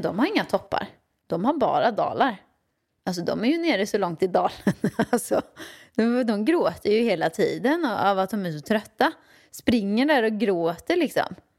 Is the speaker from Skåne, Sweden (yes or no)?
no; Åmål, Västra Götaland, Sweden; Jag växte upp i Åmål med min mamma och pappa, ja.